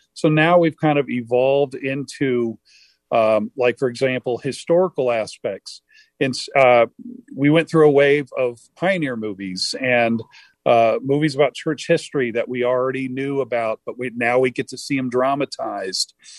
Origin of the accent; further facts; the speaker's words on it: Harlingen, Texas, United States; now in Utah, United States; in Harlingen, Texas, where I grew up near South Padre Island and McAllen